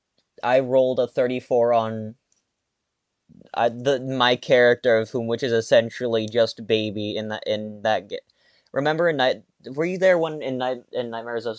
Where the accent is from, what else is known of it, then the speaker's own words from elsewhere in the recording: Canada; I'm Canadian